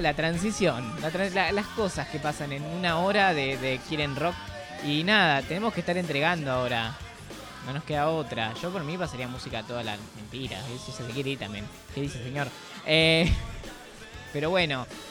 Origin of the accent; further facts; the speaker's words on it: Avellaneda, Buenos Aires Province, Argentina; los que somos de Avellaneda